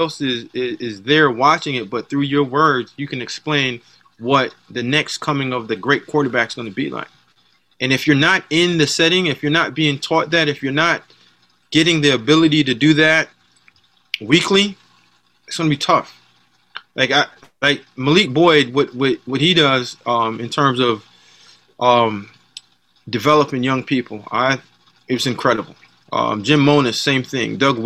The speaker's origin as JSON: {"language": "English", "country": "Jamaica", "moved": "yes", "said": "the way that my dad raised me, I'm Jamaican"}